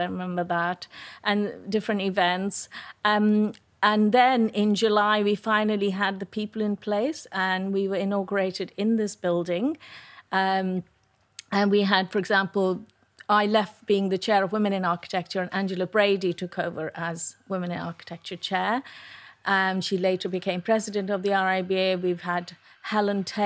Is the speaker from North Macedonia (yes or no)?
no; India; moved away as an adult; also born or lived in Delhi; now in United Kingdom; I was born and brought up in India